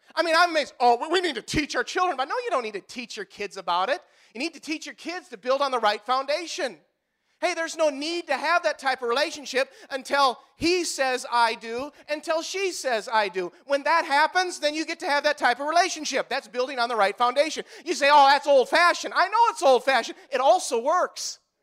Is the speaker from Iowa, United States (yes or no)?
yes; Marquette, Iowa, United States; I grew up here. I grew up in Marquette, Iowa.